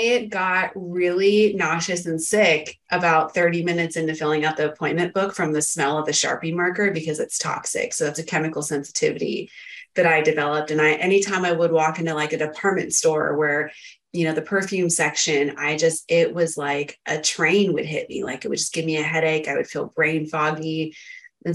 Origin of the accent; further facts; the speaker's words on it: Northern California, United States; also born or lived in San Diego, California; I grew up in Northern California in a farming area where there's a lot of pollen and stuff, right? And then I came down to Southern California, went to college in San Diego